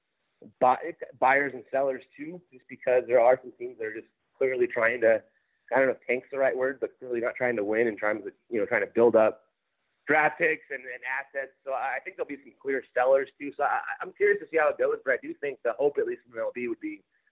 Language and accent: English; Glendora, California, United States; also born or lived in Minnesota; I grew up in Glendora in L.A. County